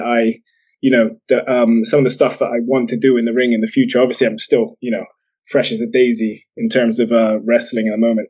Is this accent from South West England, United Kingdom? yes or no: yes; Bristol, South West England, United Kingdom; accent: mongrel accent that nobody can quite place; I'm actually from Bristol in England.